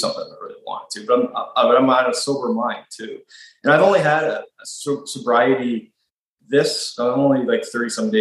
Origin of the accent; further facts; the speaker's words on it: Nova Scotia, Canada; moved away as an adult; also born or lived in Ontario; I grew up out in Nova Scotia, and then I moved to Ontario for school when I was 18.